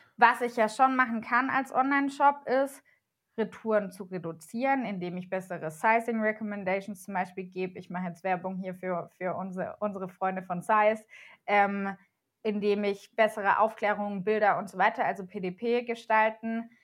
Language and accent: German; Germany; wir als Deutsche